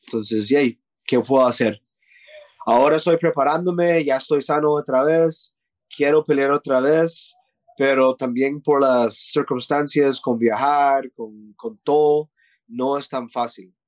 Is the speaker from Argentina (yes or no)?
no; Costa Rica; moved away; also born or lived in Canada / Thailand